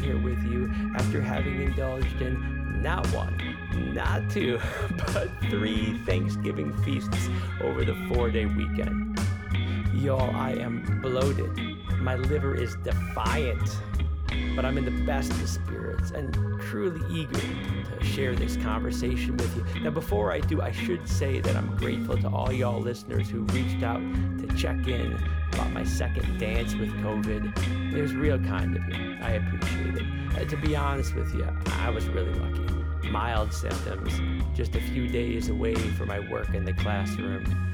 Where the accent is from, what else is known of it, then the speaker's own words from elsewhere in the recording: Chicago, Illinois, United States; moved away; also born or lived in Berlin; my hometown in Chicago